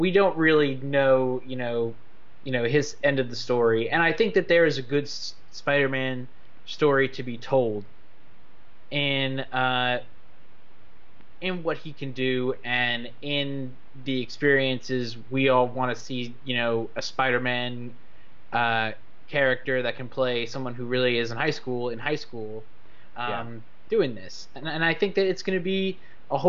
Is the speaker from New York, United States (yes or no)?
yes; New York City, New York, United States; I'm from Queens